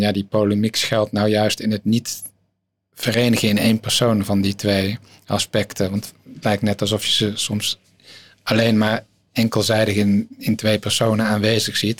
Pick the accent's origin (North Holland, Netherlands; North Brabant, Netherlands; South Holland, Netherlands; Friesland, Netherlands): North Brabant, Netherlands; near Tilburg; uit Brabant, eh, omgeving Tilburg, oh dorpje